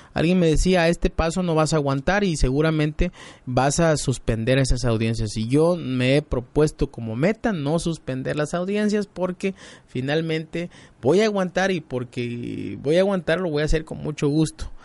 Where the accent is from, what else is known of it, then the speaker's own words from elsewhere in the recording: El Cepudo, Guerrero, Mexico; yo nací allá, me crié